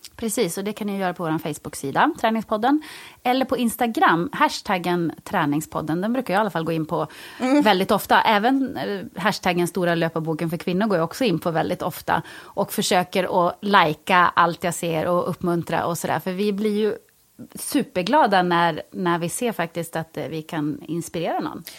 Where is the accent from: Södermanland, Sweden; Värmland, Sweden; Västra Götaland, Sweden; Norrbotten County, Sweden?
Norrbotten County, Sweden; Jokkmokk; moved away as an adult; also born or lived in Stockholm, Sweden; now in Gothenburg, Sweden; Fast jag är från Jokkmokk så har jag bott i Stockholm stort sett inte hela mitt vuxna liv, men större delar av mitt vuxna liv.